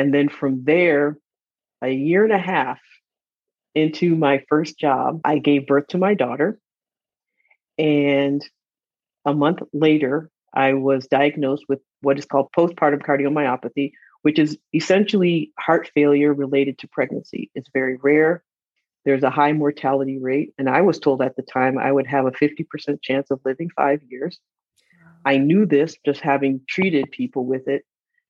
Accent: Michigan, United States; also born or lived in East Africa; I am from Michigan, but grew up in East Africa.

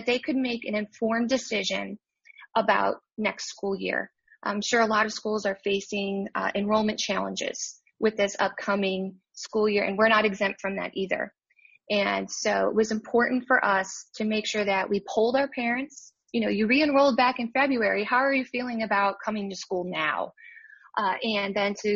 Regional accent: Chicago, Illinois, United States; moved away as an adult; now in Weatherford, United States; I'm originally from Chicago, and now I am in Weatherford, Texas

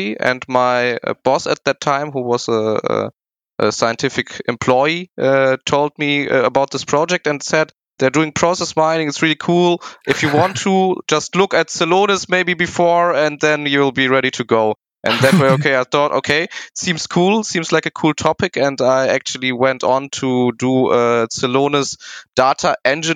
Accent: Hagen, North Rhine-Westphalia, Germany; I am from Hagen, also where the NRV Gruppe is, and I was studying there economics and informatics.

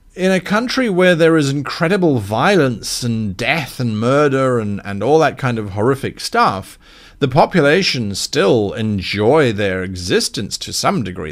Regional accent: South Africa; now in United Kingdom; a South African

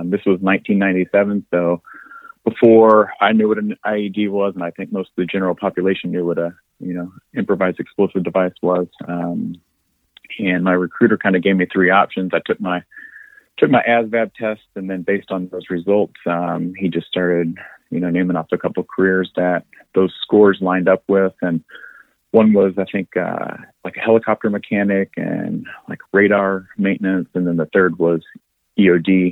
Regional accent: Lanesville, Indiana, United States; My town was called Lanesville, Indiana

